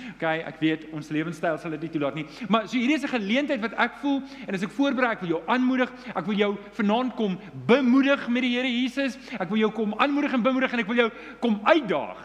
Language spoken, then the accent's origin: Afrikaans; Johannesburg, Gauteng, South Africa; Ek is Johannesburger